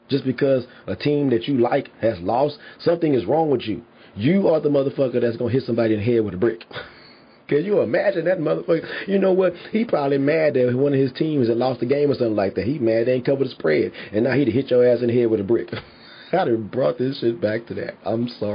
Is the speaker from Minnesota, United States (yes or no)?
no; Houston, Texas, United States; I'm from Houston